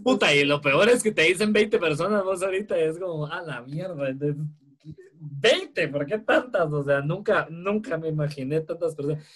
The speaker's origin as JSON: {"language": "Spanish", "country": "Guatemala", "said": "acá en Guatemala"}